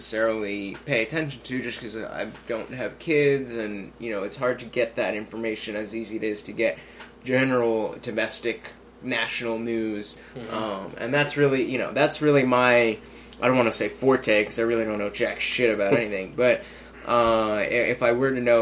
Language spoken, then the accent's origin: English; New Jersey, United States; we're from Jersey, so Christie's our governor